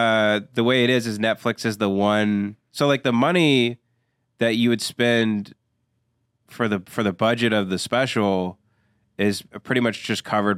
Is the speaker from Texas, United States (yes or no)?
yes; Abilene, Texas, United States; also born or lived in Lubbock, Texas; I was raised in Abilene, Texas.